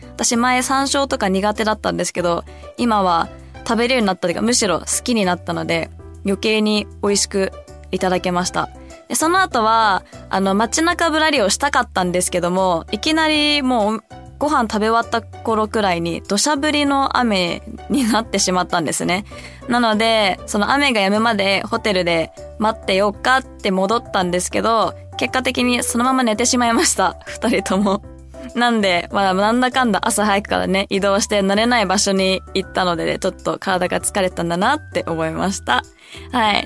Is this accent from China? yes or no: no; United States; also born or lived in Hong Kong; アメリカで育った